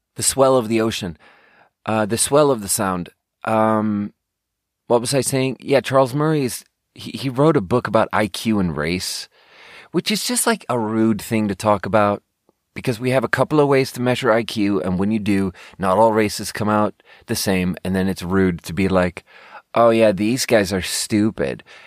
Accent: Sweden; growing up in Sweden

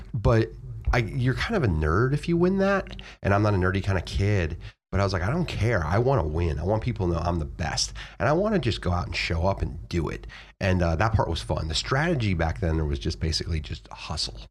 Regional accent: Florida, United States; moved away as an adult; now in Virginia, United States; I moved from Florida to Virginia, like, one of the few people who leave Florida if you grow up there

